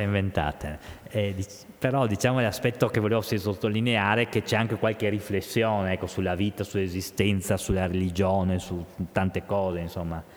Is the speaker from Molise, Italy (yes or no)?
no; Trieste, Friuli-Venezia Giulia, Italy; moved away as an adult; also born or lived in Mestre; now in Udine, Italy; io sono un triestino atipico, eh, l'ho sempre detto, perché avendo la mamma di Bologna